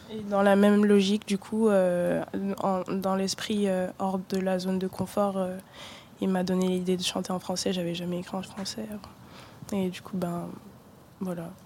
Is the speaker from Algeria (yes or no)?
no; Douala, Littoral, Cameroon; moved away; also born or lived in Brittany; je suis née à Douala, donc près de la côte ouest d'Afrique centrale